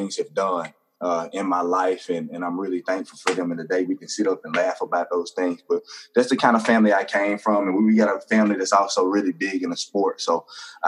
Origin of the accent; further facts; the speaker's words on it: Hattiesburg, Mississippi, United States; also born or lived in Brandon, Mississippi; I'm originally from Hattiesburg, Mississippi. I was born in a little town called Brandon, Mississippi. That's about an hour up the road, but came here to Hattiesburg not too far after that.